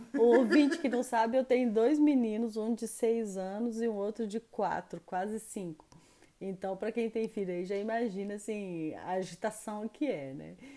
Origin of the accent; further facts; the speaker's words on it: Belo Horizonte, Minas Gerais, Brazil; moved away as an adult; now in France; Eu sou de Belo Horizonte, eu sou mineira.